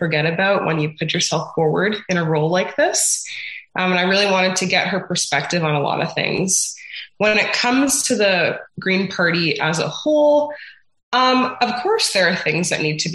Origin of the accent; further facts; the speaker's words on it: Toronto, Ontario, Canada; also born or lived in Mexico; now in Peterborough, Canada; I grew up in Scarborough and I went to a Christian school in the area